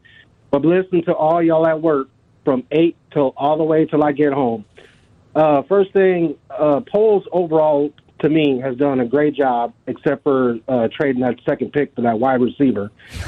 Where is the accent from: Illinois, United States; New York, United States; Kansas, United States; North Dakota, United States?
Illinois, United States; Chicago; now in Omaha, United States; I was born in Chicago in 1976.